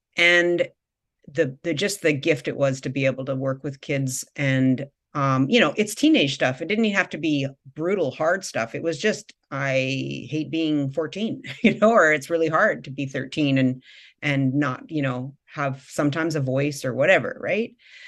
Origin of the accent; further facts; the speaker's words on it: Victoria, British Columbia, Canada; I was doing a practicum on the east side of Vancouver. I came from from Victoria.